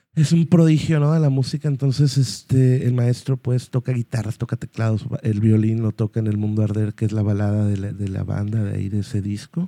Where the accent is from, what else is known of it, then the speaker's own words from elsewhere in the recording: Guadalajara, Jalisco, Mexico; somos de Guadalajara